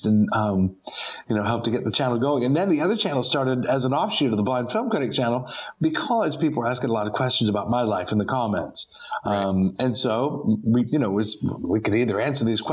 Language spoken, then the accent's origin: English; Greenwich, Connecticut, United States; I grew up in a town in Connecticut called Greenwich